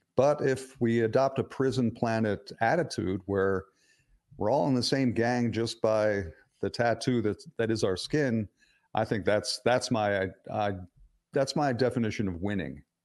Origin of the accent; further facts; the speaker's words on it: Philadelphia, Pennsylvania, United States; I grew up in a working class neighborhood in suburban Philadelphia where the only two races were Irish and Italian